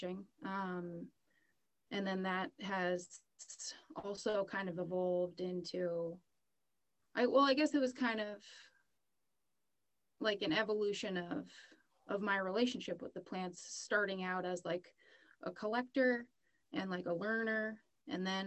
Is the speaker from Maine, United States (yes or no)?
yes; southern Maine, United States; I'm born and raised in Maine, originally southern Maine